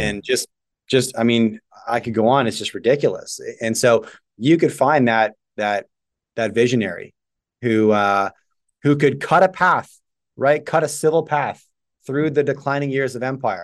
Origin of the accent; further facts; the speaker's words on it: Canada; I was just born here